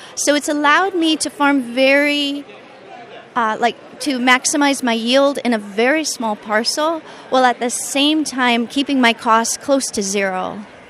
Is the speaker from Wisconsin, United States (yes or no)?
yes; southern Wisconsin, United States; now in Hawaii, United States; my family lived in Wisconsin, and they continue to live there, I should say. Um, yeah, so southern Wisconsin.